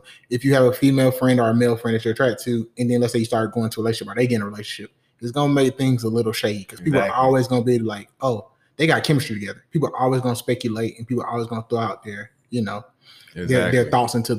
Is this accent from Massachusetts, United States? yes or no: no; Riverdale, Georgia, United States; also born or lived in Nuremberg, Germany; I was born in Nuremberg, Germany, military brat. I was raised on the south side of Atlanta, Riverdale